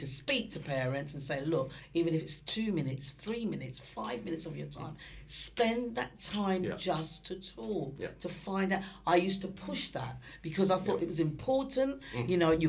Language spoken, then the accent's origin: English; London, United Kingdom; I was brought up in Stoke Newington, right? And I'll always love Stoke Newington.